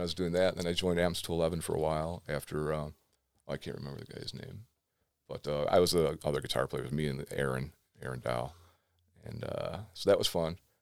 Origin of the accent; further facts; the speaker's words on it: Cleveland, Ohio, United States; I grew up in West Park when they started busing. I moved out to the suburbs.